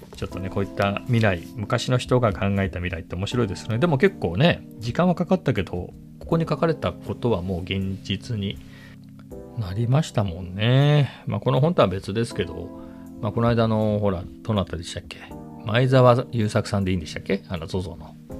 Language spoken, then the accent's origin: Japanese; Ibaraki, Japan; 僕は茨城県出身だったのでその頃茨城に住んでいた